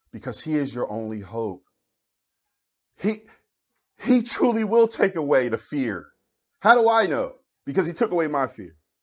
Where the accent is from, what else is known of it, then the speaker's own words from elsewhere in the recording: Philadelphia, Pennsylvania, United States; I grew up in Philadelphia